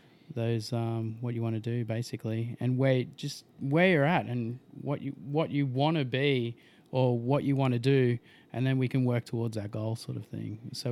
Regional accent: Logan, Queensland, Australia; from Logan

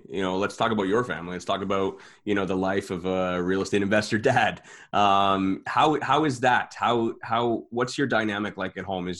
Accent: St. Catharines, Ontario, Canada; moved away as an adult; also born or lived in Welland; I'm actually from Niagara myself.

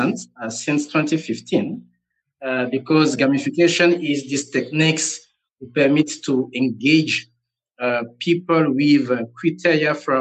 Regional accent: Gabon; also born or lived in Togo; now in Senegal; I'm based in Senegal, West Africa, but I was born in Gabon, Central Africa. And I have a Togolese nationality.

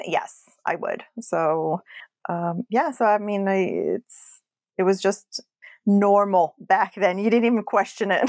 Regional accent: Casablanca, Casablanca-Settat, Morocco; moved away; I grew up in Morocco.

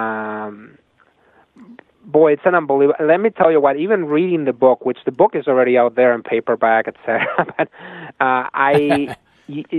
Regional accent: Spain; moved away as an adult; now in United States; I come from Spain

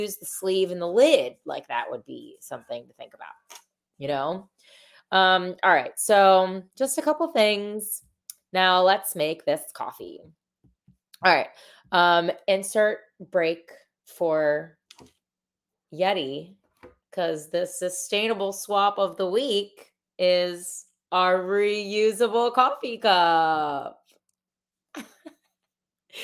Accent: Delaware, United States; I'm from Delaware

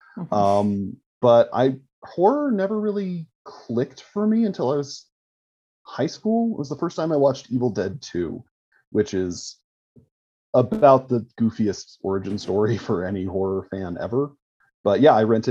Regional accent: Colorado, United States; my home state of Colorado

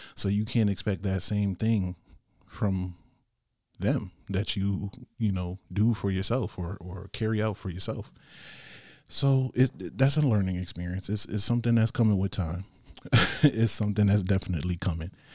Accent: Bridgeport, Connecticut, United States; here in my hometown of Bridgeport

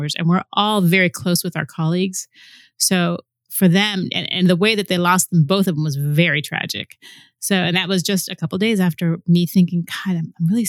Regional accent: Florida, United States; moved away; I'm originally from Florida

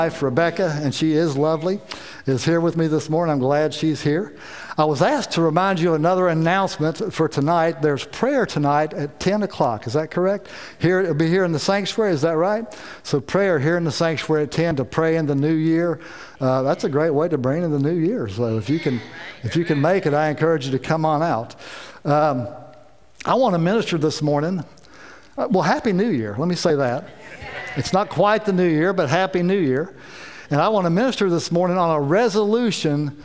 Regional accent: South Carolina, United States; We're from South Carolina, and we left South Carolina and got here

